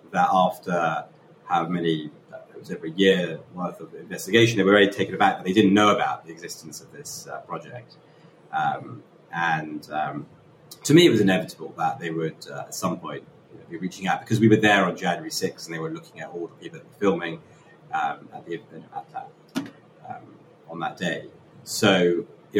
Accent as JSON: {"language": "English", "region": "London", "country": "United Kingdom", "said": "I'm from London."}